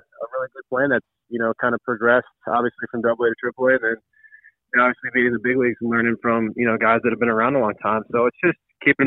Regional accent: St. Louis, Missouri, United States; I'm blessed to be a St. Louisan and, you know, be able to play for my hometown team and grow up, you know, go to a Cardinals game

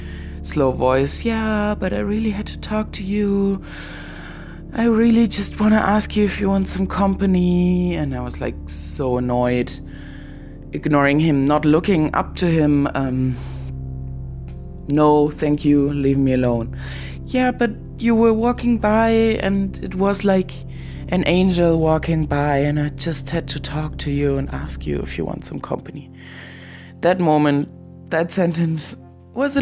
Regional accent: Germany; also born or lived in Berlin; I'm from Germany

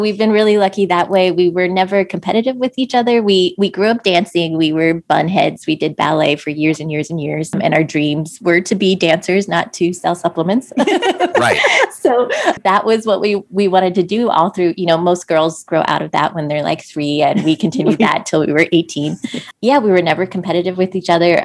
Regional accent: just outside of DC, Maryland, United States; we uh, grew up in, just outside of DC in Maryland

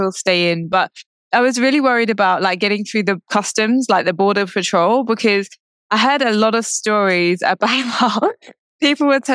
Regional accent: United Kingdom; I'm British. I was born in the UK, but I'm also Indian

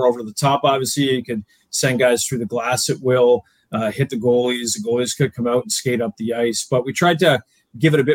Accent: Oakville, Ontario, Canada; moved away; I grew up in Southern Ontario, in Oakville, Ontario

